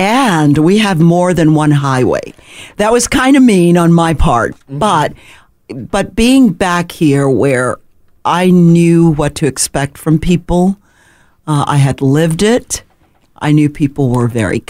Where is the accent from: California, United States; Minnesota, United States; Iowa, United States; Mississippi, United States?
Mississippi, United States; Jackson; moved away as an adult; also born or lived in Charlotte / Nashville / Connecticut; now in Memphis, United States; My hometown, Mississippi